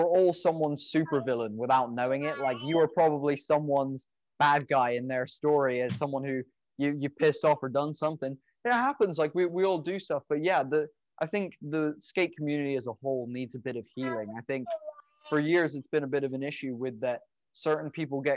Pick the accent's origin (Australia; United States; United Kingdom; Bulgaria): United Kingdom; England; moved away; where I grew up in England